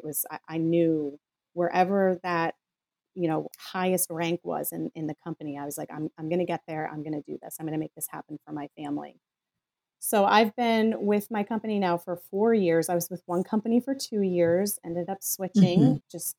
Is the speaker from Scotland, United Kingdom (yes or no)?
yes; Scotland, United Kingdom; I'm Scottish. I have tight pockets.